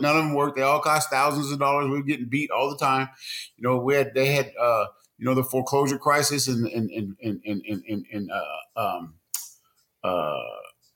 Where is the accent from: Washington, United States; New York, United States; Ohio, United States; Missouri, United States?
Washington, United States; Seattle; I'm actually from the Seattle, Washington area.